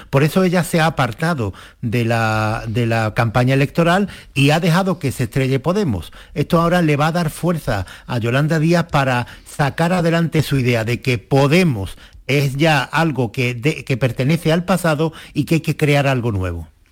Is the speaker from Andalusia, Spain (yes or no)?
yes; Alcalá de Guadaíra, Andalusia, Spain; mi pueblo, Alcalá de Guadaira.